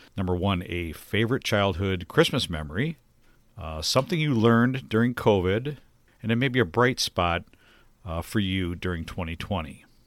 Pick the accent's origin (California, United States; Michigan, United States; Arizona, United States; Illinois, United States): Michigan, United States; Detroit; also born or lived in Minnesota; My parents relocated to Detroit when I was young